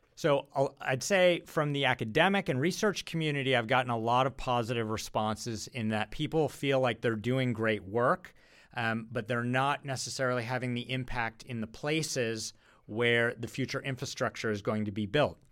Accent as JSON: {"language": "English", "town": "Rochester", "region": "New York", "country": "United States", "tie": "born or raised there", "also_born_or_lived": "Boston", "moved": "as an adult", "said": "I was a suburban kid from Rochester, New York"}